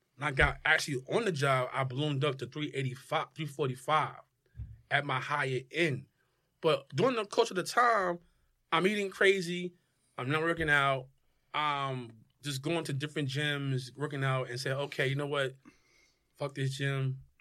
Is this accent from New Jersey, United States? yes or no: yes; Newark, New Jersey, United States; moved away as an adult; also born or lived in California / San Diego; born and raised in Newark